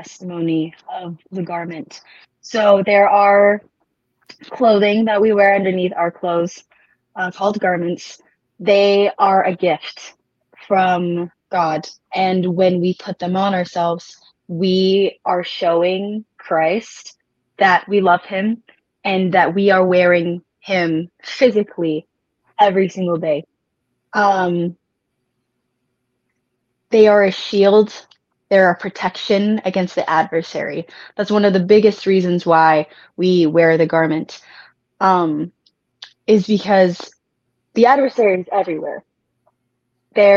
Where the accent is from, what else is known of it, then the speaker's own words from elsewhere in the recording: Washington, United States; moved away; I'm originally from Washington State